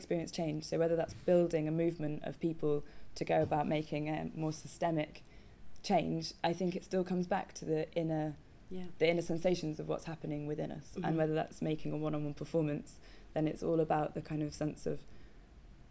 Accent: Coventry, West Midlands, United Kingdom; moved away as an adult; also born or lived in Dartington; I grew up in Coventry

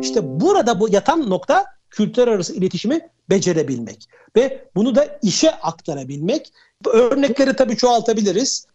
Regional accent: Turkey; also born or lived in Switzerland; bir Türk olarak

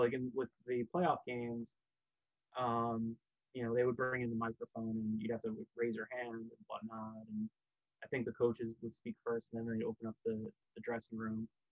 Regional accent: New Jersey, United States; where I grew up in Jersey

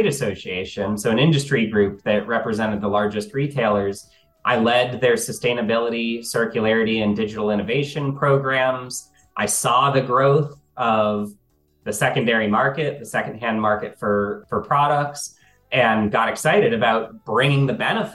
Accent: D.C., District of Columbia, United States; when I was growing up outside of Washington, D.C.

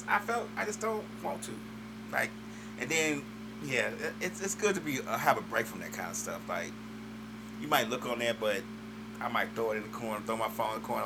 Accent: Chicago, Illinois, United States; moved away; I'm from Chicago.

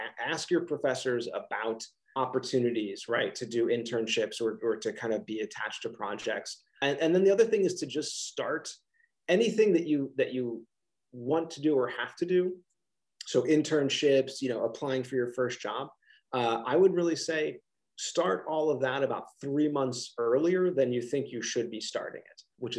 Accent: Philadelphia region, Pennsylvania, United States; I have this wonderful accent, that I'm from the Philadelphia region

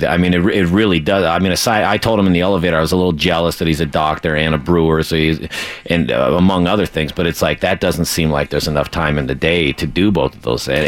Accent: Long Beach, California, United States; I grew up in he grew up in uh, in the LBC. I grew up in California

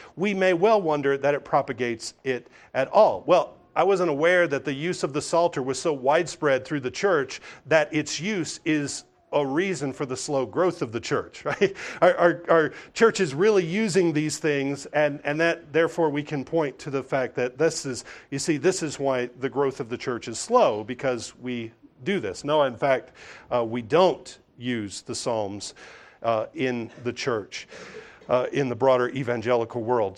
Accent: the South, United States; I grew up hearing in the South

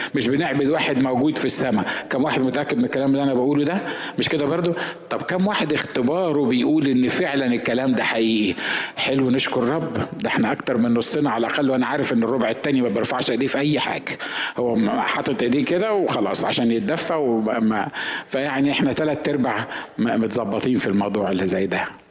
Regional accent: Egypt; انا مصري

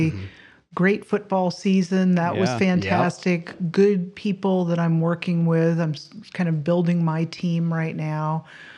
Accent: Southern California, United States; also born or lived in Fayetteville, Arkansas / Nebraska / Auburn, Alabama; now in Toledo, United States; I grew up in Southern California

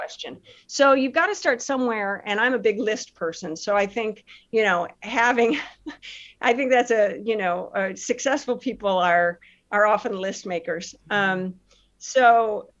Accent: Chicago, Illinois, United States; I grew up in Chicago area

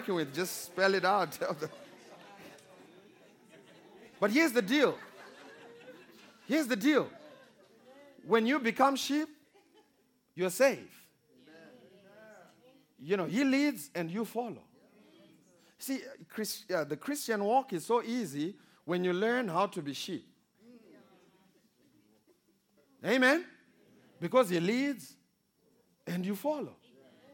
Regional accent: Kwekwe, Midlands, Zimbabwe; I was born in Zimbabwe, small country of Zimbabwe, in a small town called Kwekwe

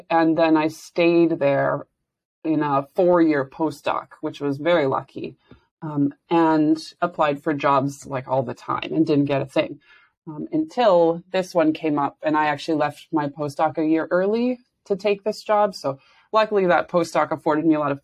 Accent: Saskatoon, Saskatchewan, Canada; moved away as an adult; I was born in Saskatoon, Saskatchewan, and did my first 2 degrees there, actually. So I lived there, like, right until I was 26

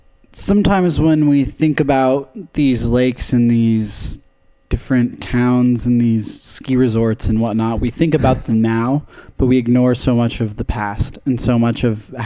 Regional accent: Mercer, Wisconsin, United States; Because I grew up fishing in Wisconsin back in Mercer. Which is like the deep, deep, deep, deep ass lakes and forests.

